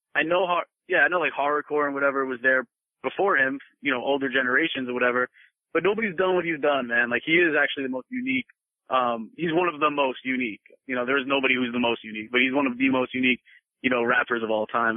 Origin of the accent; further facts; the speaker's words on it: Long Island, New York, United States; also born or lived in Brooklyn; I straight up grew up in Long Island